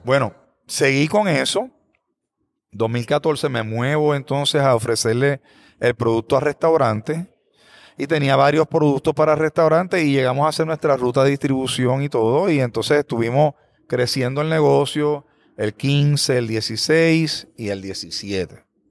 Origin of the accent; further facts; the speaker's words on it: Bayamón, Puerto Rico; now in Aguadilla, Puerto Rico; Yo soy natural de Bayamón